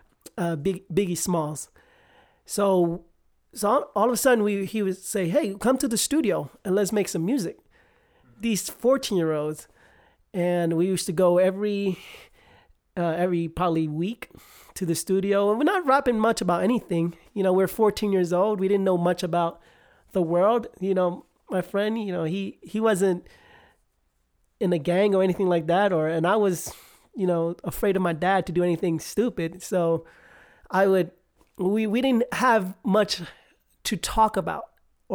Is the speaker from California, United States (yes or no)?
no; New York City, New York, United States; moved away as an adult; now in Utah, United States; I grew up in Manhattan